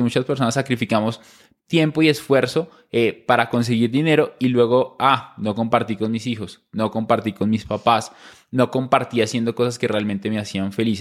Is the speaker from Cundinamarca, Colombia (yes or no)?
yes; small town near Bogotá, Cundinamarca, Colombia; yo nazco en Bogotá, pero crecimos en una ciudad cerca a, Bogotá, en un pueblo pequeño